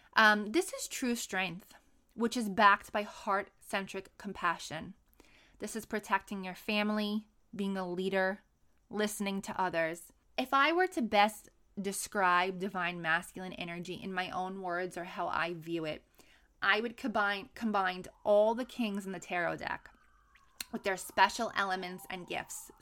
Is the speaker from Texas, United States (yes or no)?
no; New York City, New York, United States; moved away as an adult; now in San Diego, United States; born and raised in New York City